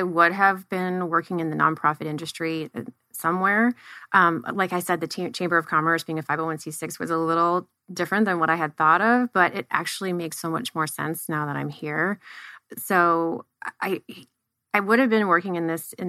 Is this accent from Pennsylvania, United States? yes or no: no; right outside of Cleveland, Northeast Ohio, United States; moved away as an adult; now in Tempe, United States; I come from Northeast Ohio, right outside of Cleveland. So I grew up with diversity